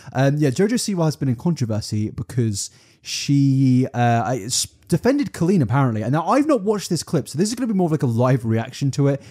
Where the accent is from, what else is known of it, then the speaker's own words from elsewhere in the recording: United Kingdom; we're British